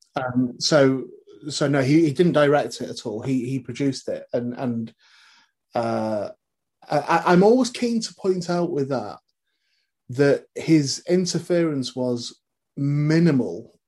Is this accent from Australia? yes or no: no; North West England, United Kingdom; born or raised there